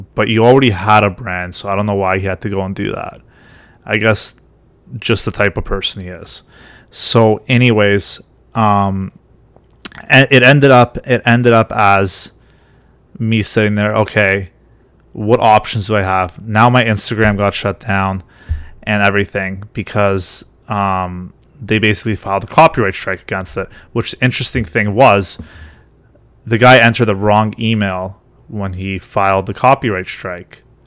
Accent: Ontario, Canada; I'm from Ontario

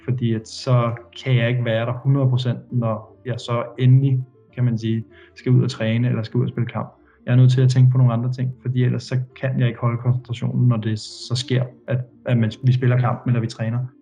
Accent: Denmark; moved away as an adult; hjemme i Danmark

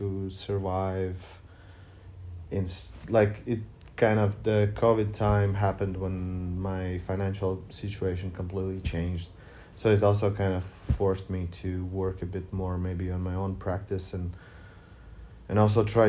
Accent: Riga, Latvia; I'm from Riga

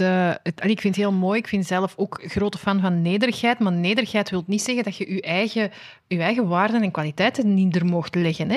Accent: Antwerp, Flanders, Belgium; accent: Antwerps; mijn Antwerps accent

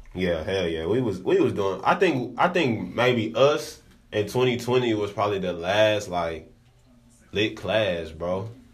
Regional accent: Dallas, Texas, United States; I'm from Dallas. I'm straight out of Dallas

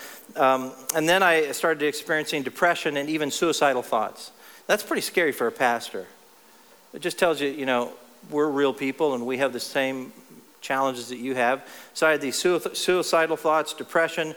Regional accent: Texas, United States; also born or lived in Ohio; in my hometown of Texas now, I used to live in Ohio, but in my hometown of Texas

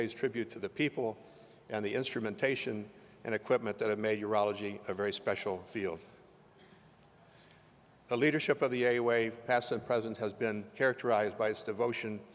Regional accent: Lima, Ohio, United States; now in Chicago, United States; I was born in Lima, Ohio, a small town in the northwestern part of that state

